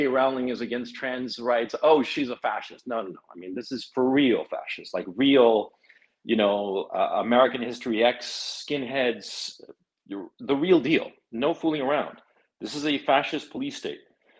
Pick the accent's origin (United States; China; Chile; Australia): Chile; now in Kharkiv, Ukraine; I'm from Chile.